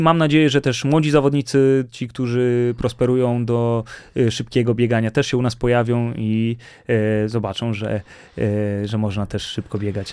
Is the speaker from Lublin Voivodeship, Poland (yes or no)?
no; Warsaw, Masovian Voivodeship, Poland; będąc warszawiakiem